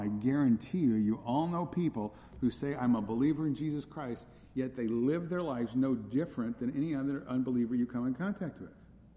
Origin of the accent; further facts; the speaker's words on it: California, United States; where I grew up in California